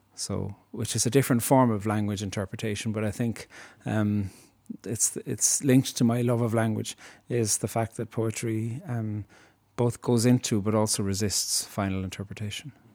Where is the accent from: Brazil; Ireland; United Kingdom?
Ireland; Cork, Munster; moved away as an adult; growing up in Cork, you hear about England a lot.